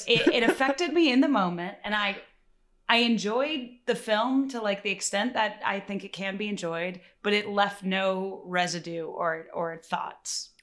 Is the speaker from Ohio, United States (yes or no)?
no; Chicago, Illinois, United States; I'm from Chicago